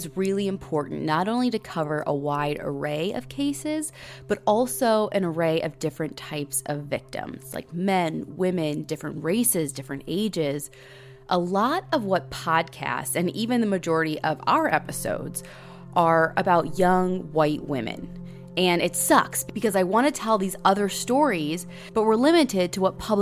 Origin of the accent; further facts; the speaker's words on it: Middle America, Midwest, United States; we're from Middle America